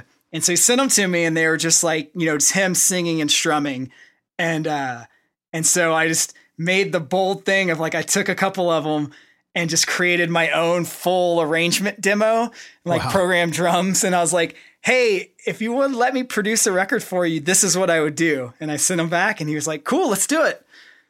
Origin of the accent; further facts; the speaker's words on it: Oklahoma, United States; you know, we come from Oklahoma, so we're just kind of like normal dudes.